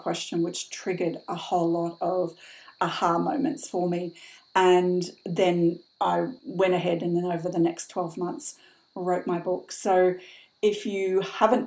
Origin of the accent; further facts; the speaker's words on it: Brisbane, Queensland, Australia; moved away as an adult; also born or lived in Sydney / London; my hometown, which for those of you from Australia listening, was Brisbane in the mid-80s